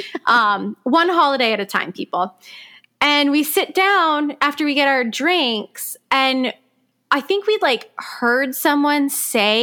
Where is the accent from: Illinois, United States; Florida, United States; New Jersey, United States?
Florida, United States; Palm Beach Gardens; my hometown of Palm Beach Gardens, Florida